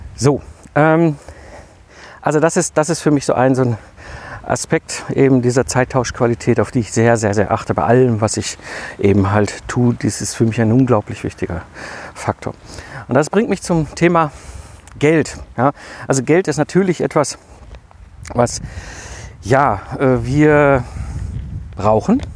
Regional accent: Ruhr area, North Rhine-Westphalia, Germany; komme ich ja aus dem Ruhrpott zwischen Kohl und Stahl groß geworden in den 80er und 90er Jahren

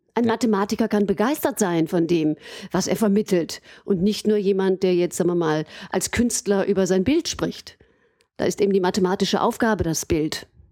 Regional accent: Aachen, North Rhine-Westphalia, Germany; moved away as an adult; also born or lived in Cologne / Vienna / Freiburg; ich bin gebürtige Aachenerin und habe äh, eben meine Kindheit in Aachen verbracht

